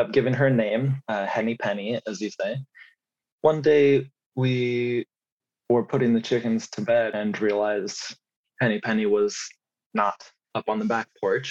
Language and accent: English; United States; also born or lived in Colorado / Missouri; I grew up in mostly very small towns in Colorado and Missouri